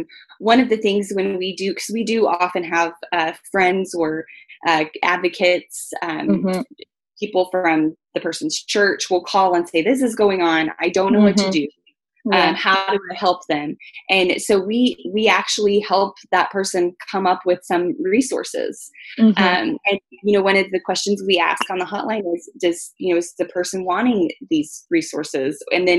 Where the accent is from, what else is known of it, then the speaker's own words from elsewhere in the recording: Texas, United States; I came from Texas. I lived in Germany for a while